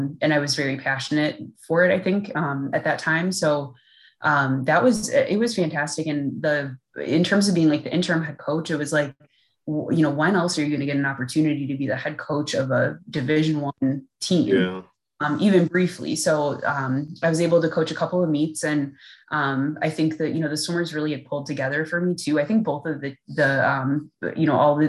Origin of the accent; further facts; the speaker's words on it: Milwaukee, Wisconsin, United States; also born or lived in Valparaiso, Indiana; now in Minnesota, United States; originally I'm from Milwaukee